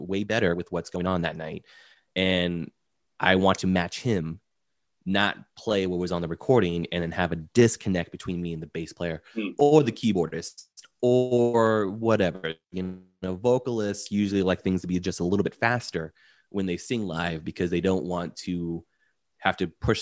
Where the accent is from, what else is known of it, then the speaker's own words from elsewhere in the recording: Orlando, Florida, United States; I was born and raised in Orlando